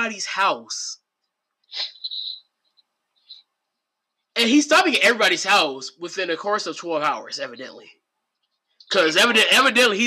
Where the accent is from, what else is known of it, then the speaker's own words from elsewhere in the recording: Portsmouth, Virginia, United States; I grew up in Portsmouth, Catalan Manor.